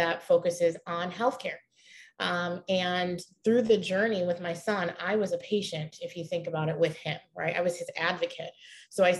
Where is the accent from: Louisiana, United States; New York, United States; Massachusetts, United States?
New York, United States; Pittsford; moved away as an adult; also born or lived in Rochester, New York; I am originally from Rochester, New York. I lived outside. It was a suburb. It's called Pittsford, New York